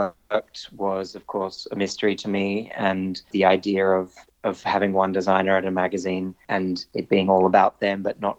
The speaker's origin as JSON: {"language": "English", "town": "Sydney", "region": "New South Wales", "country": "Australia", "tie": "born or raised there", "said": "growing up in Sydney, Australia"}